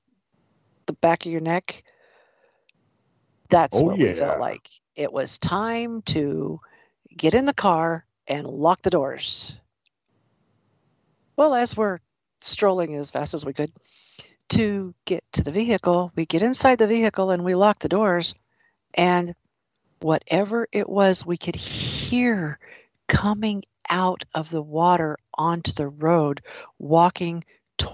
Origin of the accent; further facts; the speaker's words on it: the Ozarks, Missouri, United States; I grew up in Missouri and in the Ozarks